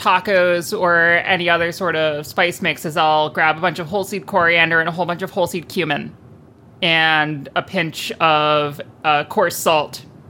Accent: United States; as an American

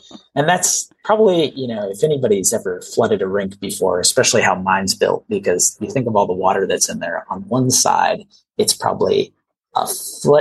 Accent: Iowa, United States; moved away; I grew up in Iowa

